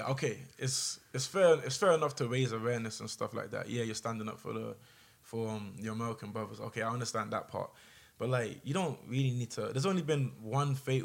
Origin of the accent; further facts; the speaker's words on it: London, United Kingdom; moved away; growing up in London